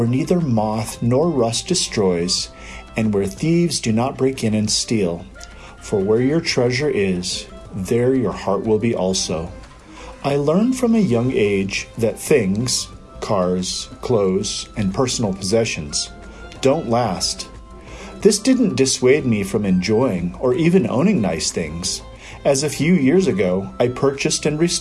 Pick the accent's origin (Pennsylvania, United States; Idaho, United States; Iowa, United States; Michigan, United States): Iowa, United States; moved away; also born or lived in Albuquerque, New Mexico; Growing up in Iowa